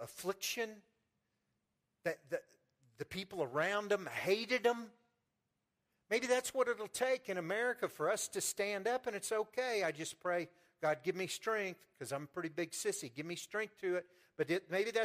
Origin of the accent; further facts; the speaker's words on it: Pleasant Hill, United States; I'm from Pleasant Hill